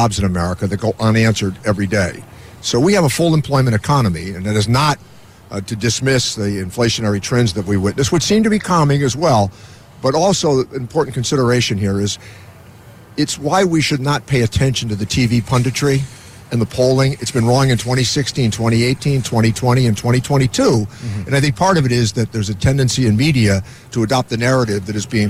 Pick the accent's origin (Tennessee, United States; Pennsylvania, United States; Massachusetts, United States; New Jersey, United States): Massachusetts, United States; Springfield; Growing up in Springfield